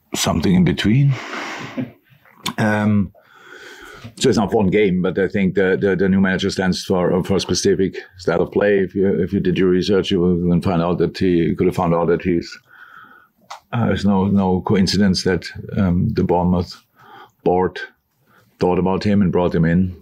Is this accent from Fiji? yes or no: no; Germany; moved away as an adult; now in Liverpool, United Kingdom; I am from Germany